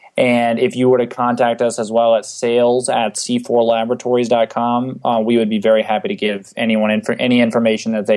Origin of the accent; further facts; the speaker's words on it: San Antonio, Texas, United States; moved away as an adult; now in Arizona, United States; I'm originally from San Antonio, Texas. I moved out to Arizona about 3.5 years ago to attend Arizona